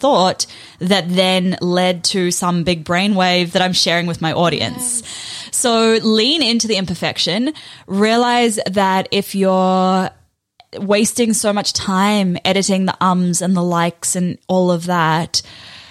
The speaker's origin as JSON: {"language": "English", "country": "New Zealand", "tie": "born or raised there", "also_born_or_lived": "South Africa", "said": "when I was 8, we moved from South Africa to New Zealand. So I went from having like a close group of friends who I'd literally grown up with to being the kid who spoke funny in a new school"}